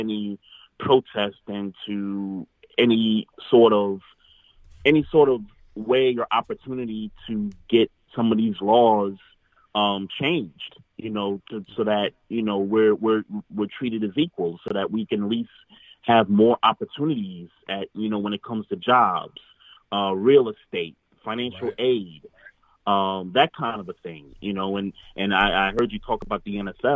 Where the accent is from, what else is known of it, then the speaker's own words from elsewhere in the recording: New York, United States; now in Baltimore, United States; my hometown in New York